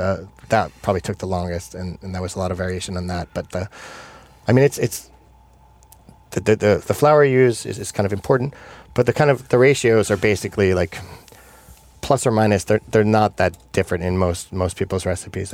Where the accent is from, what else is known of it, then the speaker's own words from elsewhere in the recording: New York, United States; moved away; I'm from New York originally. And yeah. I, and I grew up there